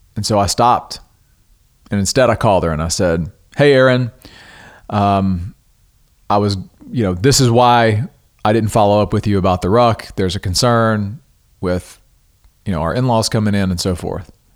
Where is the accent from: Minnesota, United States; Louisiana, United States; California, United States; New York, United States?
Louisiana, United States; now in Texas, United States; I'm originally from Louisiana, so I'm familiar with critters